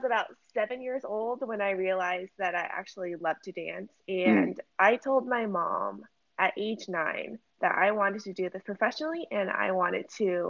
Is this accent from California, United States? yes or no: yes; San Francisco, California, United States; moved away; also born or lived in London / New York; I am born and raised in San Francisco, the Bay Area.